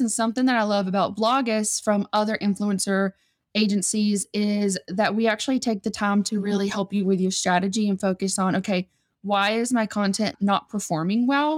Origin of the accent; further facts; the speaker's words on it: South Georgia, United States; moved away as an adult; now in Las Vegas, United States; I'm originally from South Georgia